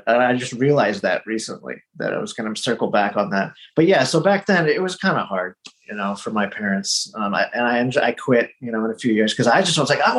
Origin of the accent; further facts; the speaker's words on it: United States; I don't think they expected for me to become as American as I did, I guess. But I mean, they brought me up here.